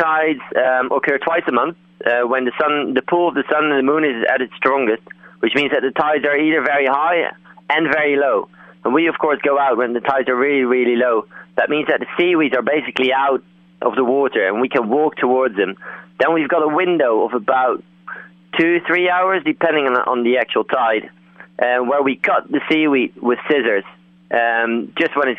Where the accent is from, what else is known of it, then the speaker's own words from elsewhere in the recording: Netherlands; moved away as an adult; now in Cornwall, United Kingdom; I'm originally from Holland